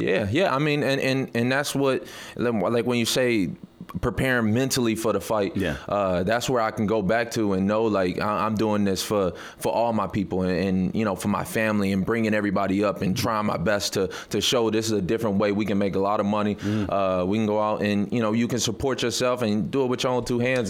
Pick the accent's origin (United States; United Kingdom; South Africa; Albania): United States; Detroit, Michigan; I'm, I'm from Detroit